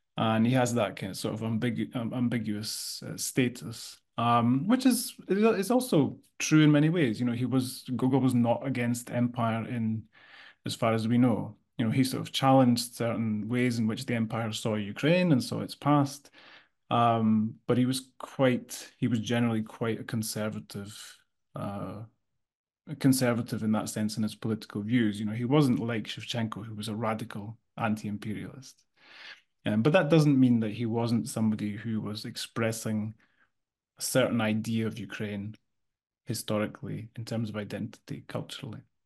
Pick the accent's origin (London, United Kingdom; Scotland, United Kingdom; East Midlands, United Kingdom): Scotland, United Kingdom; I come from Scotland